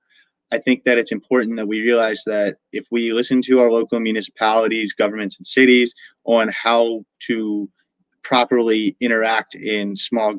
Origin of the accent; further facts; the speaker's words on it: Sykesville, Maryland, United States; my hometown, Sykesville, Maryland.